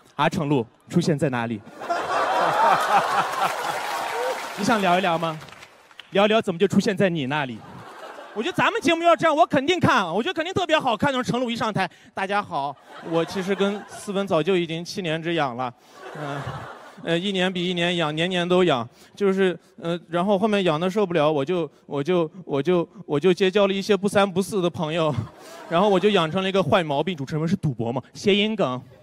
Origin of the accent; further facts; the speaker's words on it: Karamay, Xinjiang, China; 我来自新疆克勒玛依